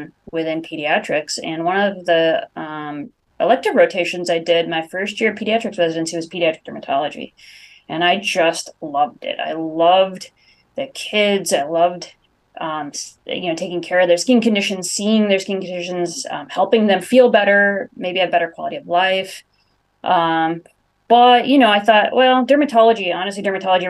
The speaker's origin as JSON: {"language": "English", "area": "Bay Area", "region": "California", "country": "United States", "moved": "as an adult", "lives_now": "Rochester, United States", "said": "I'm originally a Californian from the Bay Area, came out to Mayo"}